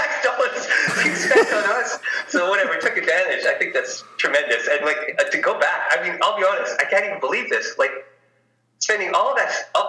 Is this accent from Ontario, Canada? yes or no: no; Winnipeg, Manitoba, Canada; moved away as an adult; now in British Columbia, Canada; I was born in Winnipeg